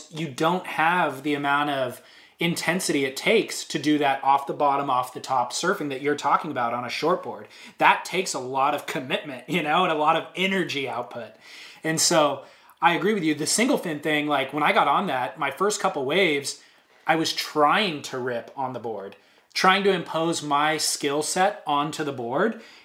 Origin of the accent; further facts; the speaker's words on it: Orange County, California, United States; I'm from Orange County, grew up riding shortboards.